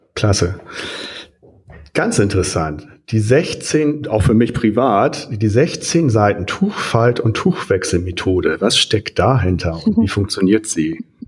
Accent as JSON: {"language": "German", "area": "near Hollenstedt", "region": "Lower Saxony", "country": "Germany", "tie": "born or raised there", "said": "das ja nur in meiner Nähe ist und ich da aufgewachsen bin in der Nähe"}